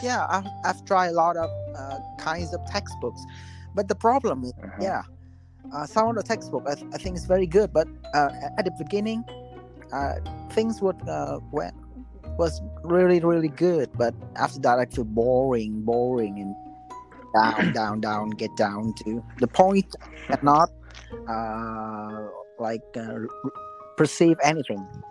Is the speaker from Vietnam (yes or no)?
yes; Vietnam; English is a second language; now in Japan; I'm from Vietnam.